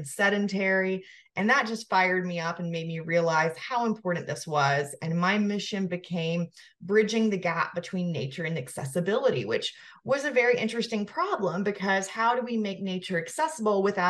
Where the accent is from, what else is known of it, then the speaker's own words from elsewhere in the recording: the South, United States; moved away as an adult; also born or lived in Georgia; now in Asheville, United States; I'm from the South